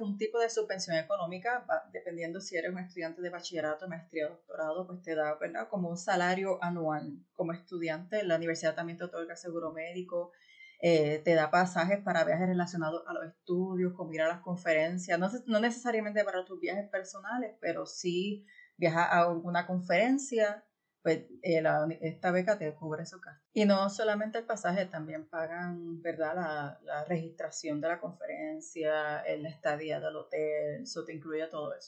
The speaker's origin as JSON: {"language": "Spanish", "country": "Puerto Rico", "tie": "born or raised there", "moved": "as an adult", "lives_now": "United States", "said": "yo crecí en Puerto Rico"}